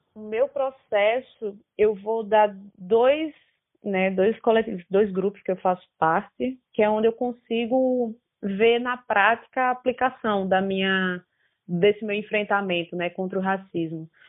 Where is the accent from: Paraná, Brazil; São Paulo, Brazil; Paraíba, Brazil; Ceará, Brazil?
Paraíba, Brazil; como paraibano